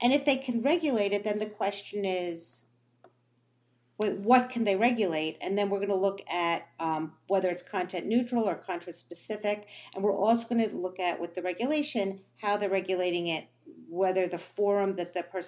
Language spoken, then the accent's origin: English; New Jersey, United States; I grew up in New Jersey